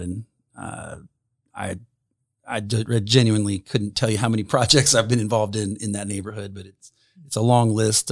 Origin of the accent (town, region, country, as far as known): Fairmount, Indiana, United States; born or raised there; moved away as an adult; also born or lived in Anderson, Indiana / Alexandria, Indiana / Summitville, Indiana / Philadelphia